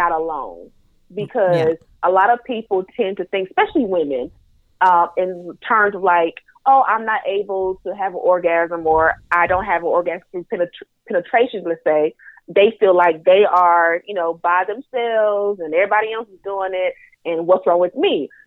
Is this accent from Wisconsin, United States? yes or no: no; North Carolina, United States; accent: Southern twang; I am from the South. I am a Southern Belle. I am from North Carolina